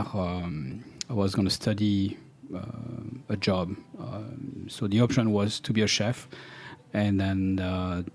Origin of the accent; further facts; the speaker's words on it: center of France, central France, France; English is a second language; moved away as an adult; also born or lived in London; We grew up in a small town in France, in the center of France